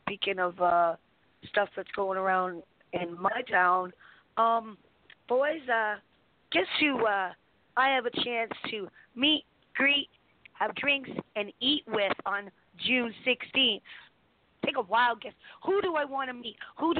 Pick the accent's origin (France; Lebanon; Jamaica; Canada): Canada; I'm Canadian.